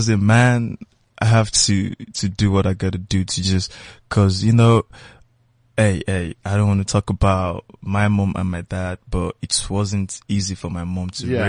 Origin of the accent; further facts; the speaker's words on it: Ibadan, Oyo, Nigeria; also born or lived in Lagos; Ibadan, yeah. Ibadan. That's my hometown.